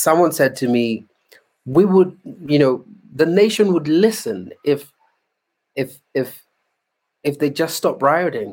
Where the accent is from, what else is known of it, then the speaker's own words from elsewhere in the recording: Kenya; I'm a Kenyan.